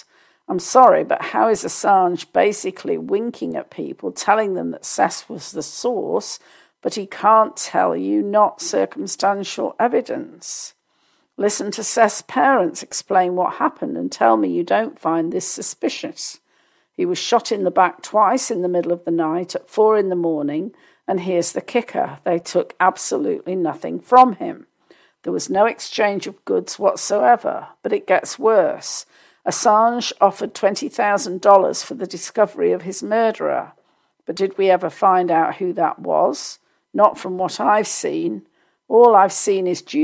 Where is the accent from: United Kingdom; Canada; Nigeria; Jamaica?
United Kingdom; as a Brit